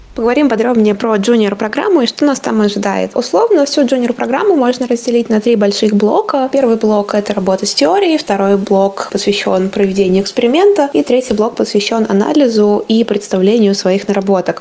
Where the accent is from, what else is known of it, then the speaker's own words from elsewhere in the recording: Samara, Samara Oblast, Russia; я сама закончила Самарский университет, я из Самары